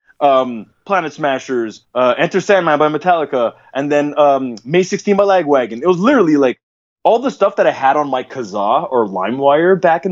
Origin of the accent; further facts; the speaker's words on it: Montreal, Quebec, Canada; first language English; moved away as an adult; now in Toronto, Canada; Montreal is my heart and my hometown.